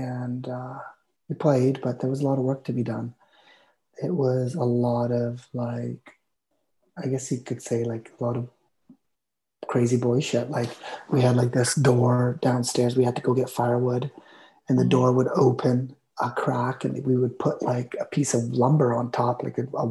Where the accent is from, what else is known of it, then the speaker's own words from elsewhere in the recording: Armstrong, British Columbia, Canada; also born or lived in Vancouver; I was born in Vancouver, and when I was 2 years old, we moved to Armstrong, which is about 500 miles north of Vancouver